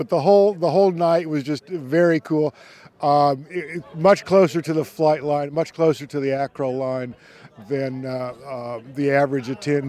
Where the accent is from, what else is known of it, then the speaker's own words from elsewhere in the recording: Sarasota, Florida, United States; Sarasota, Florida.